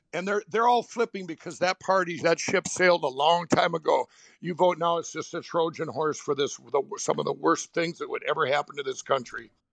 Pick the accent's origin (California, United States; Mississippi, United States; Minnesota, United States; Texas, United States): Minnesota, United States; my home state of Minnesota